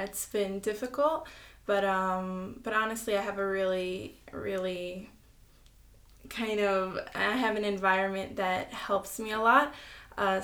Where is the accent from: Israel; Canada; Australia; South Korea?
Israel; I'm 16 years old. I was born here in Israel. I go to school at Neve Chana